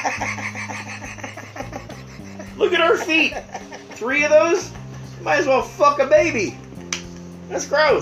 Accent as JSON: {"language": "English", "area": "the Carolinas", "region": "the South", "country": "United States", "tie": "born or raised there", "said": "I grew up in the South."}